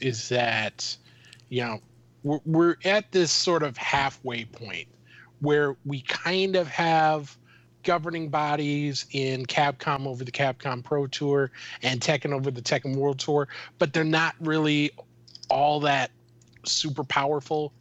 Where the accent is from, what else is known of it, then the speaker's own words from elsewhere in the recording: Minnesota, United States; I'm from Minnesota.